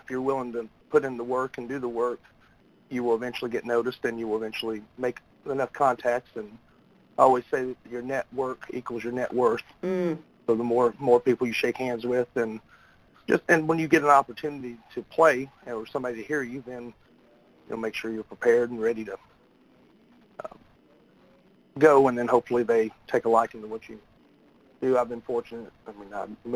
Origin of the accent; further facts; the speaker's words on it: United States; also born or lived in Portland, Tennessee / Scottsville, Kentucky / Westmoreland, Tennessee / Lexington, Kentucky; now in Nashville, United States; I was born in Portland, Tennessee, but we lived in Allen County, Scottsville, Kentucky, up until fourth grade before we moved across the state line into Westmoreland